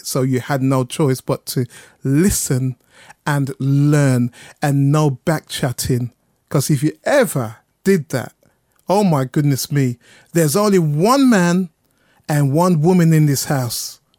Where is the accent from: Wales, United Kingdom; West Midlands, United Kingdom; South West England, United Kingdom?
West Midlands, United Kingdom; Birmingham; moved away as an adult; now in London, United Kingdom; I'm from Birmingham. I'm a Brummie.